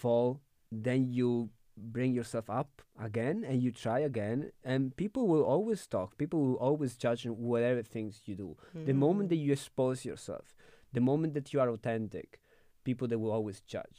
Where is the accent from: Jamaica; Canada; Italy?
Italy; now in Berlin, Germany; I'm from Italy.